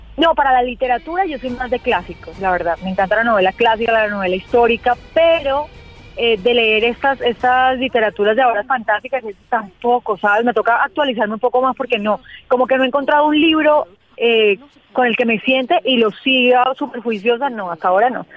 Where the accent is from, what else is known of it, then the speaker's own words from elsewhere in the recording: Colombia; soy la única colombiana